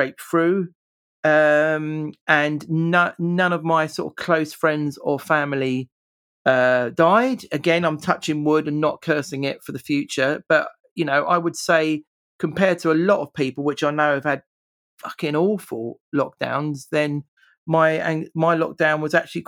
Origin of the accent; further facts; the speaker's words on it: England, United Kingdom; I'm typically English